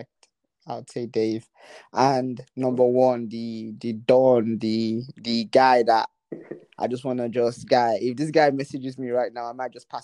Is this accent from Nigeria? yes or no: yes; Nigeria; moved away; I'm originally Nigerian